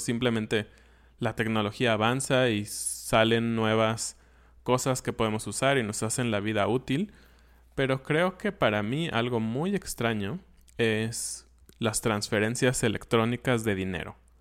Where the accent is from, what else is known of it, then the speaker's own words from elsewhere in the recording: Mexico; yo lo pienso como mexicano